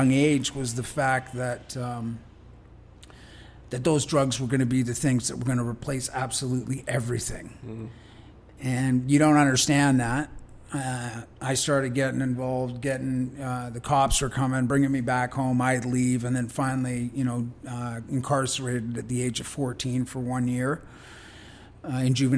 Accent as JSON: {"language": "English", "town": "Richmond", "region": "British Columbia", "country": "Canada", "tie": "born or raised there", "said": "I grew up in Richmond"}